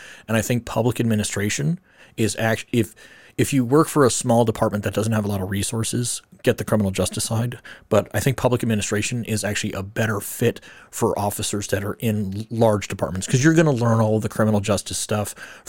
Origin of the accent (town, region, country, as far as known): Arizona, United States; born or raised there